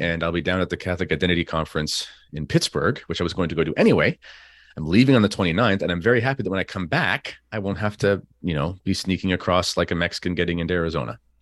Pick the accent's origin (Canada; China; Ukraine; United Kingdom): Canada; as a Canadian